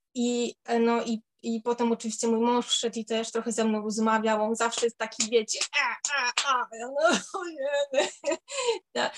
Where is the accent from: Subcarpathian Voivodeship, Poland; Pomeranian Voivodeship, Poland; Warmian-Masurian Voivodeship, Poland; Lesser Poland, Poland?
Warmian-Masurian Voivodeship, Poland; moved away as an adult; now in London, United Kingdom; u nas na Mazurach się nie, nie używa takiego słowa